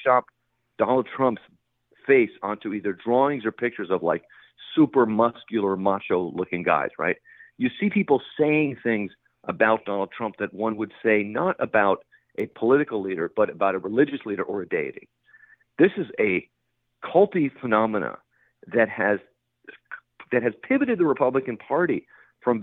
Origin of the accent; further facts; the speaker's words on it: San Francisco, California, United States; the apartment where I grew up in San Francisco